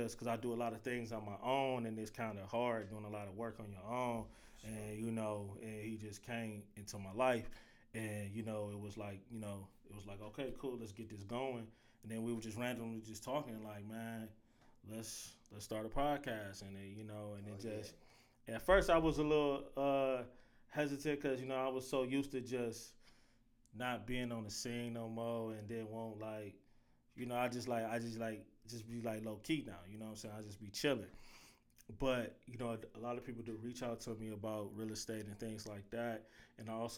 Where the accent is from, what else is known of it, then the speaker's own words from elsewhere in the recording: Cleveland, Ohio, United States; growing up in Cleveland, I grew up in the St. Clair area